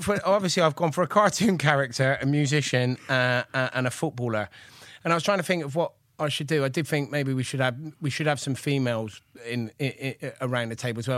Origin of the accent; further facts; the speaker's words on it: Gloucester, South West England, United Kingdom; I'm from Gloucester, and I grew up in the eighties